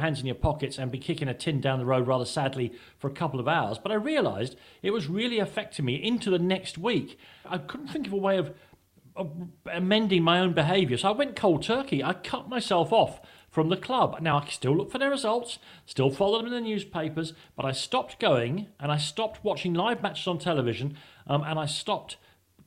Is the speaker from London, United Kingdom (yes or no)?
yes; London, United Kingdom; I'm from Islington. I was born within the sound of Arsenal Stadium